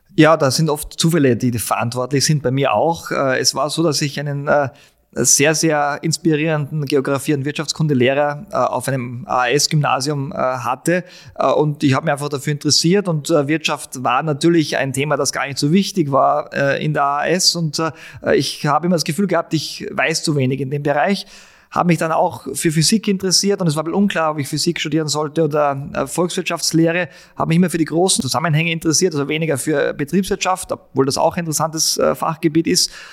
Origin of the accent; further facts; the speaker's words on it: Altenmarkt im Pongau, Salzburg, Austria; moved away as an adult; also born or lived in Innsbruck; now in Vienna, Austria; bin in Altmarkt Sachensee aufgewachsen